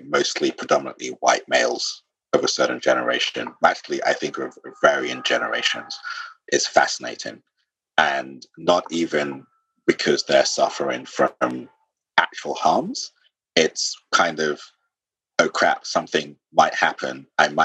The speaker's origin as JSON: {"language": "English", "region": "London", "country": "United Kingdom", "also_born_or_lived": "Sierra Leone", "said": "I'm a Londoner, but I'm also, you know, Sierra Leonean."}